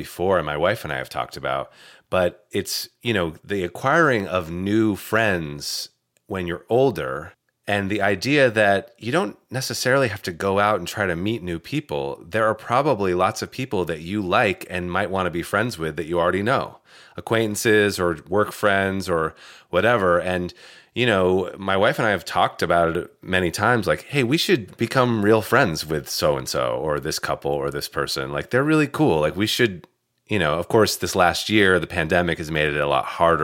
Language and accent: English; Vermont, United States; moved away as an adult; I grew up in Vermont. First 20 something years, 21 years.